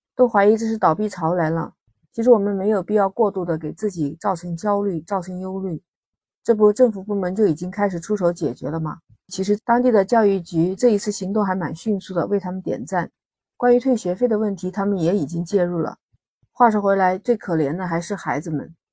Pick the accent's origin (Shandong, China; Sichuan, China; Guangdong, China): Guangdong, China; 像我们广东这边